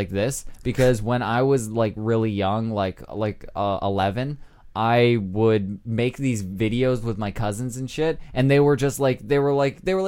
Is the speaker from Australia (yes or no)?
no; Canada